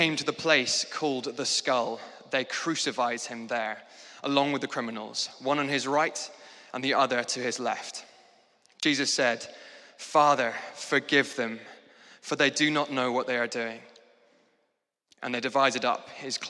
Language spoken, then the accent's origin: English; Scotland, United Kingdom; moved away as an adult; now in London, United Kingdom; I moved to London from Scotland, which is where I grew up